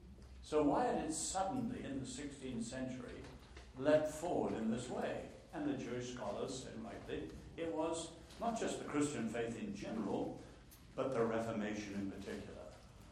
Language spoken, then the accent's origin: English; north central China, China; born there; also born or lived in Nanking; I was born in China. I was born in North Central China, one of the ancient imperial capitals, and after World War II, my family moved to Nanking.